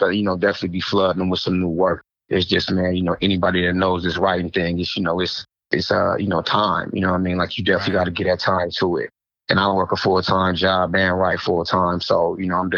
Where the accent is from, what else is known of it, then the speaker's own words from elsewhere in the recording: the Bay Area, California, United States; I'm actually from the Bay